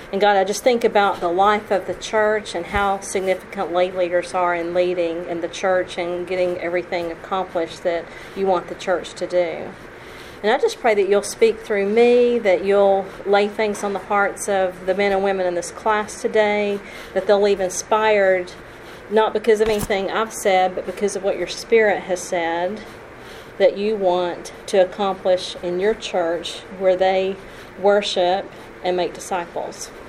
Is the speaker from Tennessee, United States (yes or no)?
yes; Tennessee, United States; also born or lived in Kentucky / Alabama; I was raised in churches in Tennessee and Kentucky and Alabama.